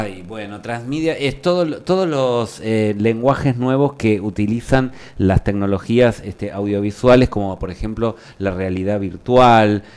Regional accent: Argentina; En Argentina todos somos muy usuarios del Netflix

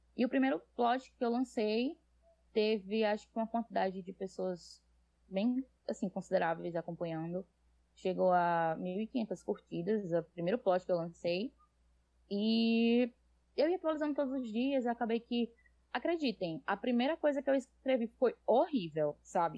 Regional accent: Natal, Rio Grande do Norte, Brazil; accent: nordestino; E eu sou nordestina, como pode ver pelo sotaque. Um, sou de Natal, no Rio Grande do Norte

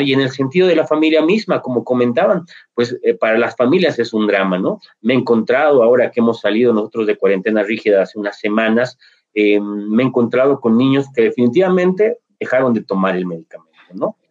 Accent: Bolivia; aquí en Bolivia

